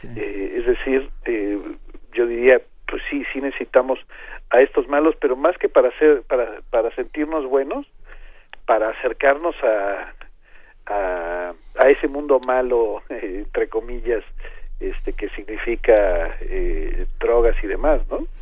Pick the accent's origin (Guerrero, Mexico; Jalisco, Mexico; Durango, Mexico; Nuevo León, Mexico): Guerrero, Mexico; Arcelia; Arcelia imagínense es mi tierra